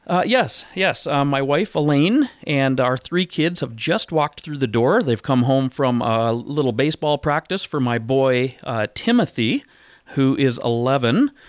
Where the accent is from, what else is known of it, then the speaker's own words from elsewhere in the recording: Southwestern Ontario, Canada; also born or lived in West Coast; we grew up in Ontario, uh, without a dad.